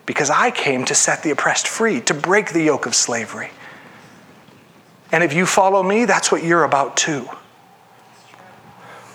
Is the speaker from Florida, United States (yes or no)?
no; Ohio, United States; I grew up in Ohio, but my neighborhood was predominantly white.